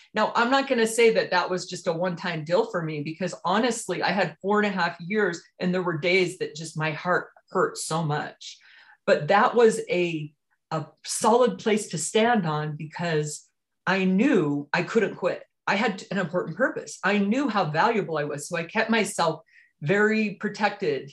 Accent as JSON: {"language": "English", "town": "Richfield", "region": "Utah", "country": "United States", "tie": "born or raised there", "also_born_or_lived": "Highland, Utah", "said": "I grew up here in Utah, in southern Utah, in Richfield, actually, small town outside the outskirts of Richfield"}